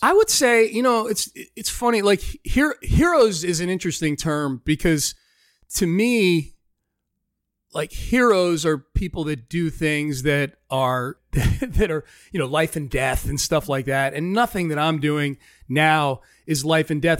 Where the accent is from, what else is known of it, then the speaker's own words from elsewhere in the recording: just outside of Hartford, Connecticut, United States; moved away as an adult; also born or lived in Pittsburgh, Pennsylvania / Denver, Colorado / Chicago, Illinois; now in Houston, United States; I spent most of my formative years in Connecticut, just outside of Hartford, Connecticut. Moved there when I was in third or fourth grade